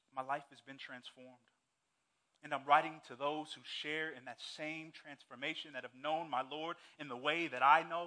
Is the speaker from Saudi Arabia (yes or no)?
yes; Saudi Arabia; moved away; growing up in Saudi Arabia